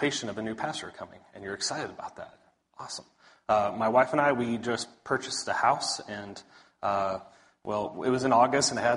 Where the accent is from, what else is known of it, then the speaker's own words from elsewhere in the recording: Big Spring, Texas, United States; now in Dallas, United States; I'm originally from West Texas, a little town called Big Spring, so out there on I-20 towards oil fields and such. West Texas boy